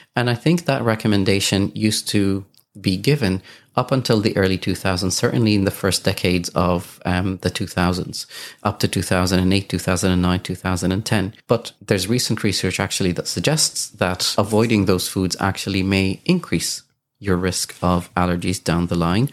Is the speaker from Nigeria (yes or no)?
no; Kuwait; moved away; I grew up in Kuwait